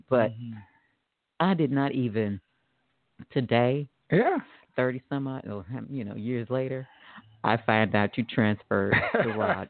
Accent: Tulsa, Oklahoma, United States; born or raised there

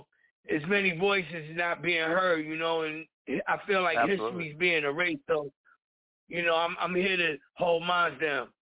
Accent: Brooklyn, New York, United States; You know, I'm from Brownsville, so, you know, I grew up with the likes of Mike Tyson, Zab Judah, Shannon Briggs, people like that around me during my childhood growing up.

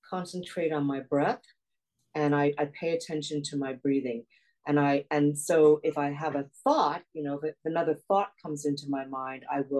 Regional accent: South Korea; born there; I was born in South Korea. I'm half Korean, half Caucasian.

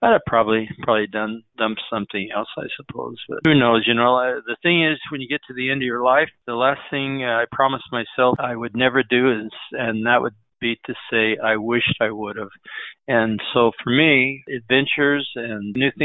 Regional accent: Emmett, Idaho, United States; a few other orchards in my hometown, which is Emmett, Idaho.

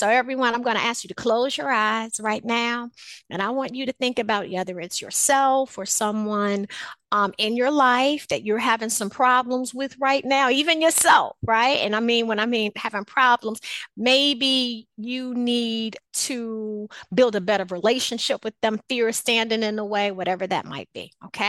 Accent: Chicago, Illinois, United States; growing up in Chicago, on the south side of Chicago, a lot of times, although, you know, my home, was in a community where I wasn't necessarily afraid to go outside.

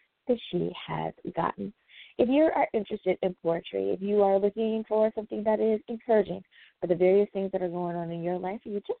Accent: United States; my home country of the USA

